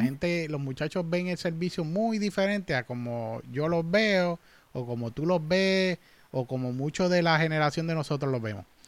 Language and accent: Spanish; Manatí, Puerto Rico; moved away as an adult; also born or lived in United States; soy natural de Manatí